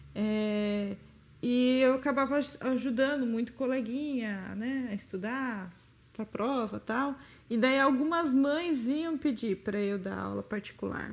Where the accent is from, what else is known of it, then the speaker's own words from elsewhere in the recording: Itatiba, São Paulo, Brazil; eu nasci em Itatiba, na cidade do lado de Campinas. E naturalmente quem nasce no interior de São Paulo, próximo a Campinas, a tendência natural é querer entrar na Unicamp. Então, né, eu sempre molecona quis fazer Unicamp